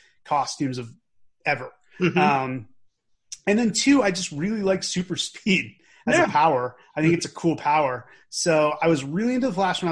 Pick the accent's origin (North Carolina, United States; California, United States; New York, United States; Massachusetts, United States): Massachusetts, United States; Newton; also born or lived in Watertown, Massachusetts; I was born in Watertown and I grew up in Newton